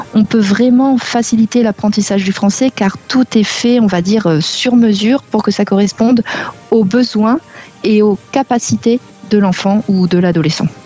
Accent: Normandy, France; moved away as an adult; also born or lived in South America / Barcelona, Spain; now in Limoges, France; je suis de Normandie

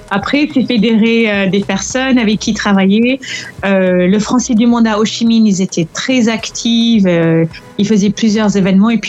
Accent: France; Par contre, en tant que Français à l'étranger

